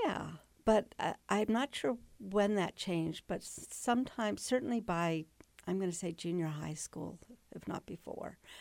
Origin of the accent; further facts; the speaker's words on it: Manassas Park, Virginia, United States; moved away; I was raised in Manassas Park, Virginia